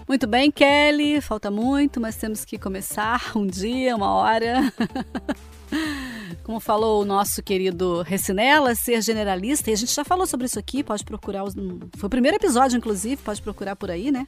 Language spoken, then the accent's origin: Portuguese; south of Minas Gerais, Brazil; now in Rio de Janeiro, Brazil; Eu também sou mineira. É que eu já moro há tantos anos por aqui pelo Rio que eu virei carioca, sabe assim? Mas eu sou mineira de nascença, nascida lá no sul de Minas Gerais